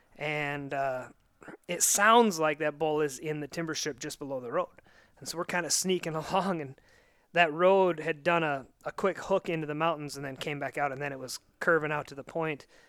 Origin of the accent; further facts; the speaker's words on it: Northwest Montana, United States; moved away; I'm originally from out here